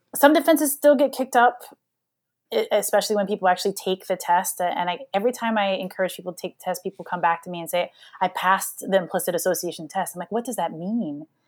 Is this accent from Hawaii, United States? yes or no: yes; Hawaii, United States; moved away; I'm a black kid that grew up in, in Hawaii